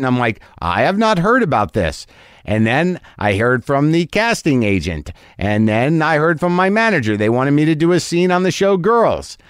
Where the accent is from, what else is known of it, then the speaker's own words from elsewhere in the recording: New Mexico, United States; moved away; I just got back from New Mexico. I did a benefit out there in my hometown